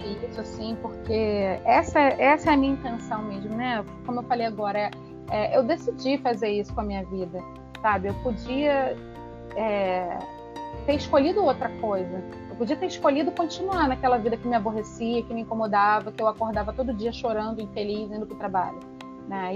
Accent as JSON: {"language": "Portuguese", "region": "Rio de Janeiro", "country": "Brazil", "said": "Eu sou carioca suburbana, eu sou de Pilares, no Rio"}